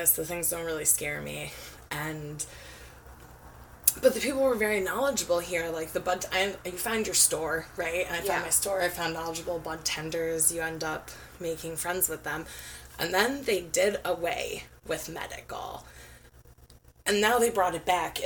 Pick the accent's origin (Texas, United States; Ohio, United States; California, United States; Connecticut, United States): Ohio, United States; also born or lived in Oregon; now in Washington, United States; I'm from Ohio